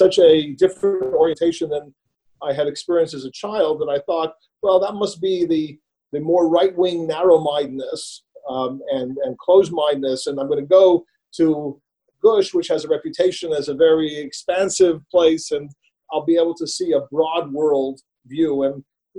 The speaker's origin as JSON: {"language": "English", "town": "Montreal", "region": "Quebec", "country": "Canada", "tie": "born or raised there", "said": "I grew up in Montreal, in Canada"}